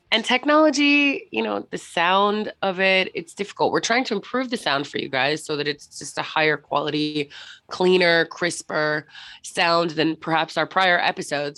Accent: Florida, United States; now in London, United Kingdom; I'm from Florida originally

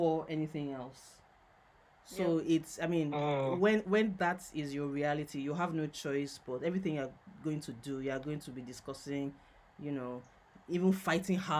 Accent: Nigeria; I'm a Nigerian woman living in Lagos.

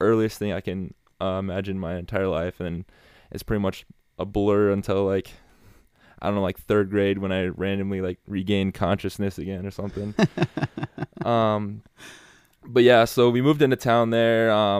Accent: Dunkerton, Iowa, United States; I grew up in Dunkerton, graduated in 2020.

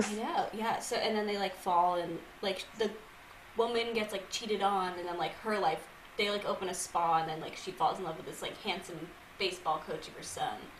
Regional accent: Massachusetts, United States; moved away as an adult; now in New York City, United States; I'm from Massachusetts originally

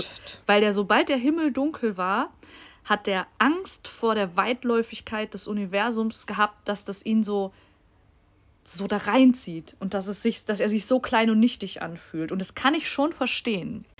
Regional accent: Bochum, North Rhine-Westphalia, Germany; moved away; ich komme ja gebürtig aus Bochum, wo auch meine Oma wohnt

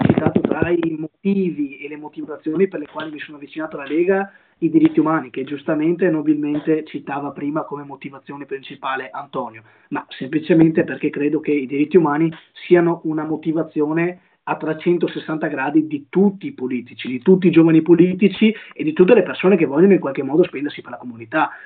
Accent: Monteviale, Veneto, Italy; nel mio paese di origine, nel mio comune di origine, ovvero Monteviale, un comune della città

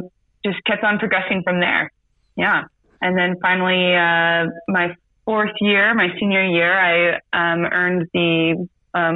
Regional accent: San Diego, California, United States; now in Sacramento, United States; I'm originally from San Diego. I guess I would call this my hometown.

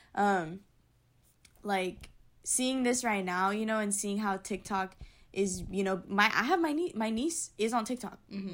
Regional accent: United States; I'm from Tahoe area, so we didn't have a Brandy Melville close to us.

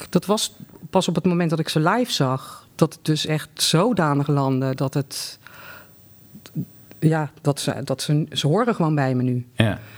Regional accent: Delft, South Holland, Netherlands; ik kom uit Delft.

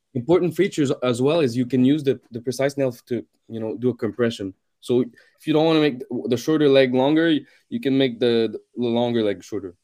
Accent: Canada; I'm a Canadian

